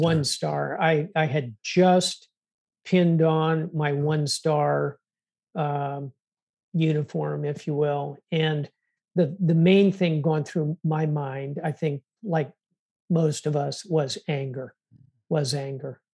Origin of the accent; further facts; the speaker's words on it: South Florida, United States; I was born in South Florida